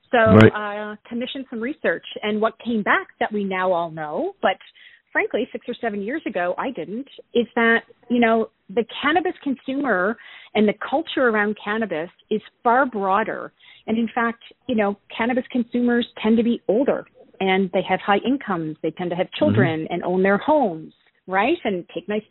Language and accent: English; East Coast of Canada, Atlantic Canada, Canada; accent: East Coast Canadian; also born or lived in California; I am an East Coast Canadian gal, so you'll hear a lot of abouts. Born and raised on the East Coast